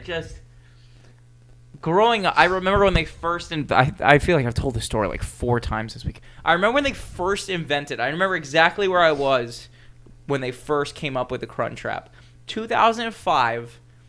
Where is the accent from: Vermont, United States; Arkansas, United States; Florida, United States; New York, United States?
Florida, United States; Boca Raton; born or raised there